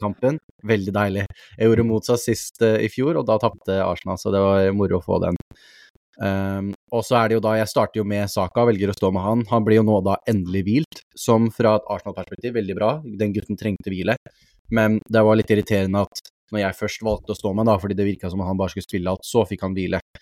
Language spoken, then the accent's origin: Norwegian; Norway; som nordmenn